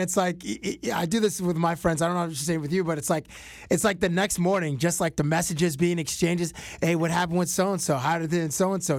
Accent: Toronto, Ontario, Canada; I grew up in Toronto

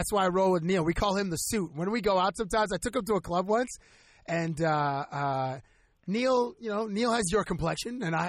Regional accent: Toronto, Ontario, Canada; from Toronto.

